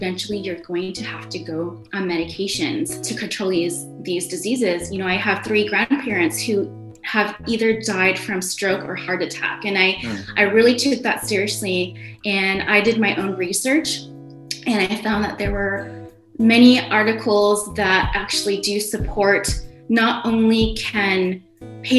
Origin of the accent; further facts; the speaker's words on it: North Dakota, United States; also born or lived in Indonesia; now in California, United States; I ended up growing up in the Midwest, primarily in North Dakota. In the year 2000, my family and I moved to California, and we have been here ever since